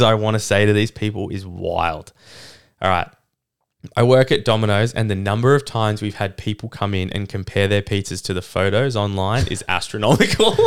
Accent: Canada; moved away; I grew up in Canada with my mum

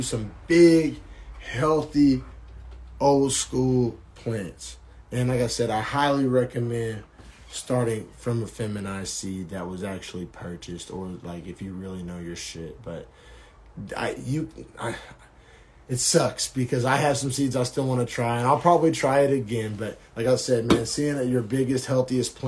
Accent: Oklahoma, United States; growing up in Oklahoma and starting out my smoking in Oklahoma

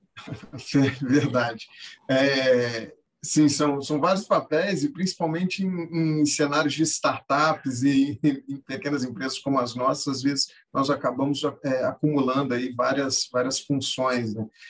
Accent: Minas Gerais, Brazil; also born or lived in Rio de Janeiro; Eu costumo falar que eu, eu sou carioca na certidão, mas mineiro de, de coração. É, cresci é, e me criei em Minas

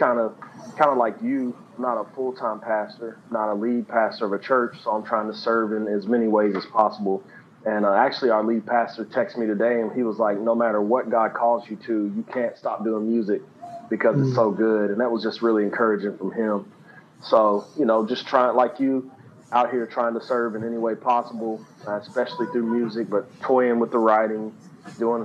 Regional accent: Kentucky, United States; Christian rapper from Kentucky, which my accent gives me away when I talk

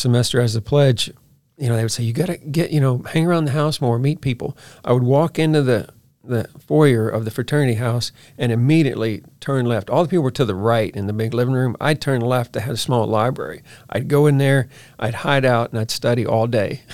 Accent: Baton Rouge, Louisiana, United States; moved away as an adult; I'm from Baton Rouge, Louisiana

